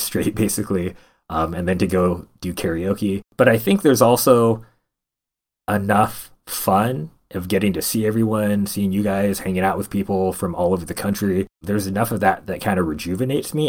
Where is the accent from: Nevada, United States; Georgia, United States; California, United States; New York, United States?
California, United States; Stockton; I'm originally from Central Valley of California, from a place called Stockton, California. Not necessarily known for a lot of good things, but that's where I was born